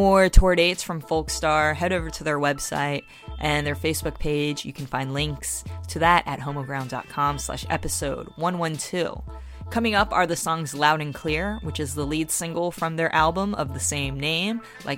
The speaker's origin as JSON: {"language": "English", "town": "Wilmington", "region": "North Carolina", "country": "United States", "tie": "born or raised there", "said": "my hometown of Wilmington, North Carolina"}